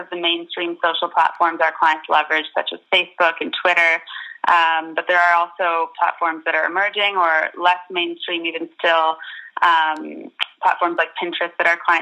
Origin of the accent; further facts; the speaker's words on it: Canada; moved away as an adult; now in London, United Kingdom; I'm based in London, where I have been for the past 3 years or so, but I'm originally from Canada